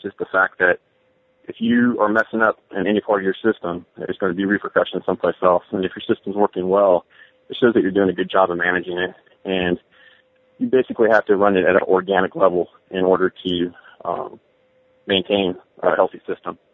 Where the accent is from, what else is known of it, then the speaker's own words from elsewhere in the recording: San Francisco Bay Area, Alameda County, California, United States; I grew up in the San Francisco Bay Area, uh, in Alameda County